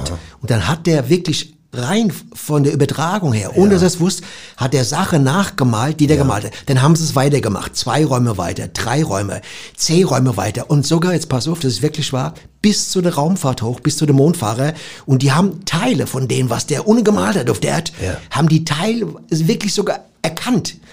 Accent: Cologne, North Rhine-Westphalia, Germany; ah, ich komme ja aus Köln und äh, in der Parapsychologie geht es ja auch immer um das Leben nach dem Tod.

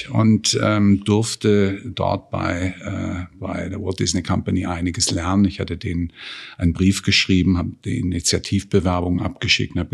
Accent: Baden-Württemberg, Germany; Wie du weißt, komme ich ja auch, wie du, aus dem Freiburger Raum, bin ein Badener

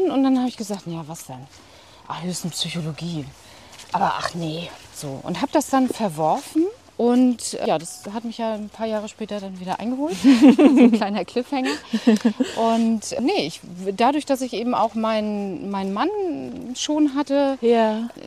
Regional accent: Rostock, Mecklenburg-Vorpommern, Germany; ich komme aus Rostock und habe meine Ausbildung an der medizinischen Fachschule gemacht.

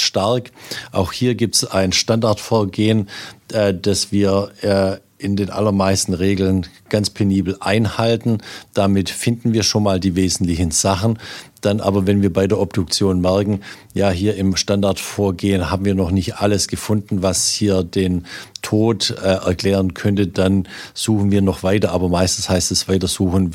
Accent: Swabia, Baden-Württemberg, Germany; als Schwabe

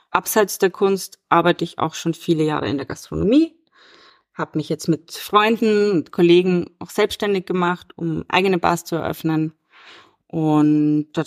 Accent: Vienna, Austria; born there; Ich bin 1988 in Wien geboren und lebe und arbeite auch hier.

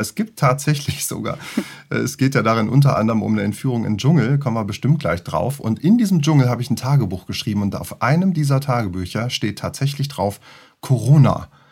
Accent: Göttingen, Lower Saxony, Germany; moved away; also born or lived in Luxembourg; Ich bin eigentlich aus Göttingen

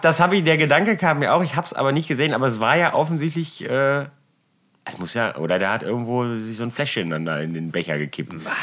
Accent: Germany; ich bin Deutscher

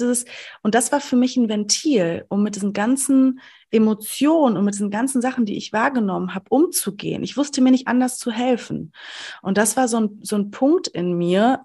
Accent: Sauerland, North Rhine-Westphalia, Germany; ich komme aus dem Sauerland, ähm, aus, dem, aus der ländlichen Region

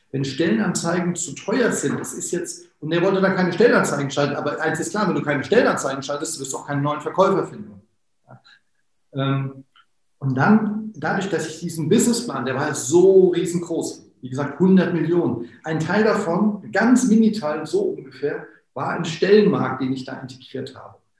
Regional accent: Wiesbaden, Hesse, Germany; ich komme ja aus Wiesbaden

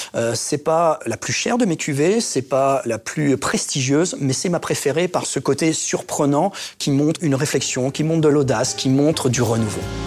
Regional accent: Reims, Grand Est, France; also born or lived in Épernay; Je suis un enfant du cru. Je suis né à Reims. J'ai fait mon lycée à Épernay.

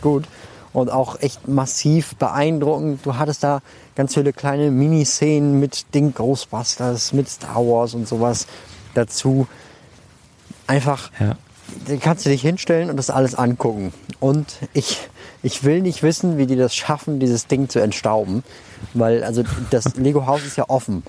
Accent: Germany; now in Munich, Germany; ich komme ja nicht aus München, sondern aus der Nähe von Bremen

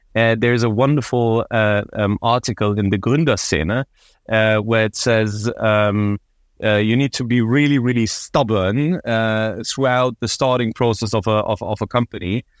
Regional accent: Berlin, Germany; moved away as an adult; also born or lived in London / Paris / United States east coast; born and raised in Berlin. I really identify myself as Berliner

